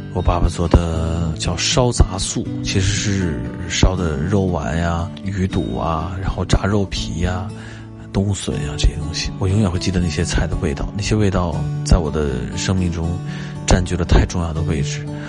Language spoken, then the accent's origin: Chinese; Ritan area, Beijing, China; 日坛那一带，我长大的地方，啊，都是槐花